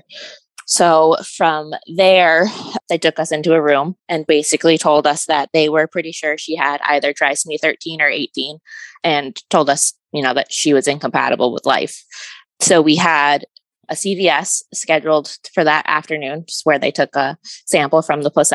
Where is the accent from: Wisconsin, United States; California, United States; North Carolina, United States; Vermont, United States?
Vermont, United States; I am from Vermont